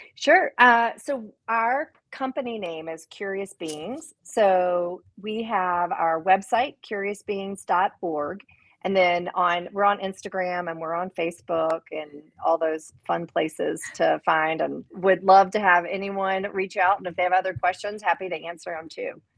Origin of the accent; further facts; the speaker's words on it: Memphis, Tennessee, United States; moved away; in Memphis, eh, which is again my hometown